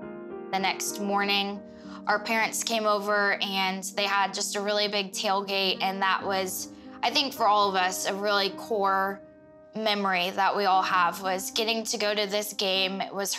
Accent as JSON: {"language": "English", "region": "Ohio", "country": "United States", "tie": "born or raised there", "said": "Growing up in Ohio was in a really small community and everybody was very tight-knit. We knew everybody on the street."}